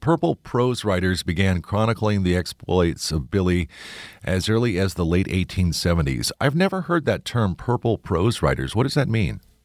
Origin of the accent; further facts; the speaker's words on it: Midwest, United States; moved away; also born or lived in Kentucky; growing up in the Midwest and particularly living some time in Kentucky